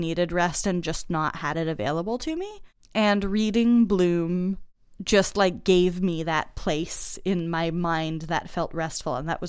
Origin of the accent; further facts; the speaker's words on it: Boston, Massachusetts, United States; growing up in Boston